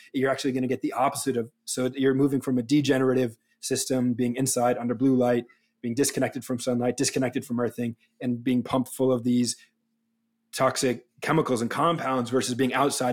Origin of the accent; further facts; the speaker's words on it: New England, United States; now in Los Angeles, United States; I grew up in New England, and I, when I moved to Los Angeles